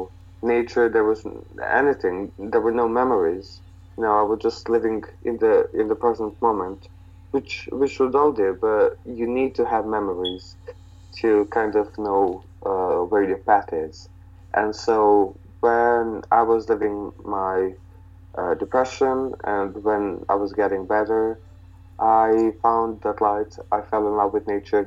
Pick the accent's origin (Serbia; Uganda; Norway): Serbia; near Vlasina lake, Southern and Eastern Serbia; there was this lake called the Vlasina, which is, I guess, an hour and a half in the mountains from my hometown